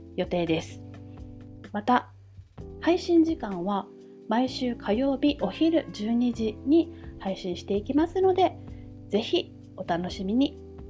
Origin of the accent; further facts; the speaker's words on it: Okinawa, Japan; 沖縄生まれ、沖縄育ち、そして現在も沖縄在住です